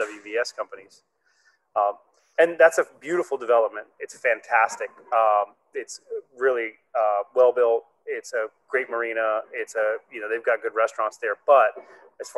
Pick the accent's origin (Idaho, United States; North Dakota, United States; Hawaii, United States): Hawaii, United States; now in Richmond, United States; I'm from Hawaii originally.